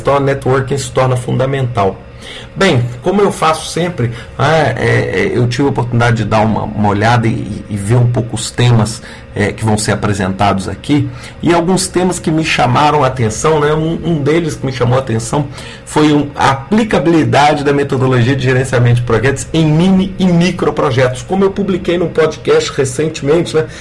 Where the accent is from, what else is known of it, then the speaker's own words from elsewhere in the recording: Brazil; nós poderíamos ter como brasileiros